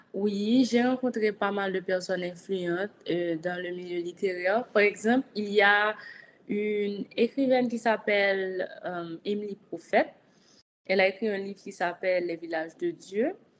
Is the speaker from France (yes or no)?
no; Haiti; je suis une haïtienne, je vis en Haïti